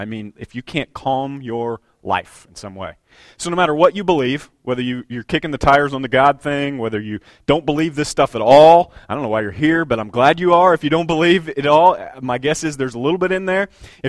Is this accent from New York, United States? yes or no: no; Bloomington, Indiana, United States; you know, I'm from Bloomington, all the orange barrels